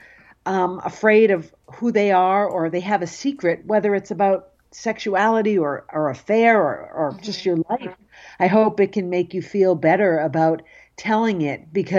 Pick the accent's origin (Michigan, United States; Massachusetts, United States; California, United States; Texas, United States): Massachusetts, United States; Cape Cod; growing up on Cape Cod, I was also fearful of people knowing I was Jewish.